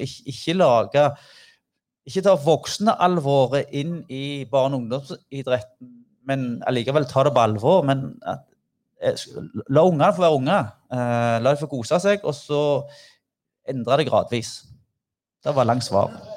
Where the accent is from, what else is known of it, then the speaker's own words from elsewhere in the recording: Figgjo, Rogaland, Norway; vi kom fra Figgen